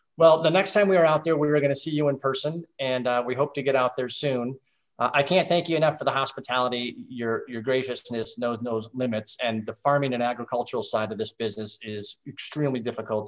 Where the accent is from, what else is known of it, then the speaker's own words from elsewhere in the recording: Midwest, United States; I grew up on a farm, didn't do you know, it was row crops, uh, beans and corn in the Midwest